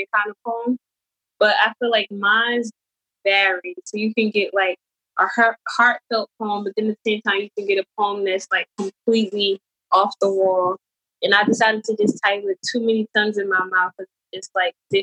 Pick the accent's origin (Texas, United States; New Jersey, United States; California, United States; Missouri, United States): New Jersey, United States; North; I'm from North New Jersey, born and raised